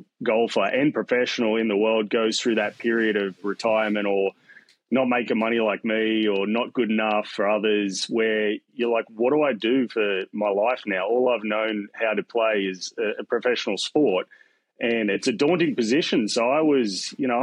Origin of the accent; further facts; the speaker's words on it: Newcastle, New South Wales, Australia; also born or lived in Melbourne, Victoria, Australia; So I was born in Melbourne, Australia. I grew up closer to Sydney. I moved to Sydney, Newcastle, when I was a young whippersnapper.